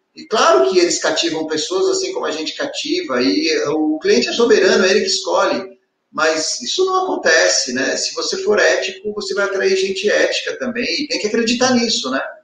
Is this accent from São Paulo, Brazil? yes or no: yes; Ribeirão Pires, São Paulo, Brazil; E eu sou de Ribeirão Pires, uma cidade que fica a 50 quilômetros da corretora